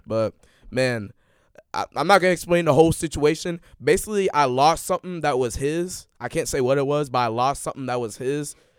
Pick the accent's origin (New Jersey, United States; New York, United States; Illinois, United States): Illinois, United States; Chicago; I'm from Chicago